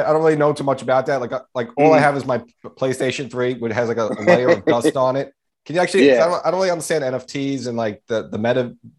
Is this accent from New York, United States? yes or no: yes; New York City, New York, United States; I'm Pelham Bay, so I guess we're almost neighbors.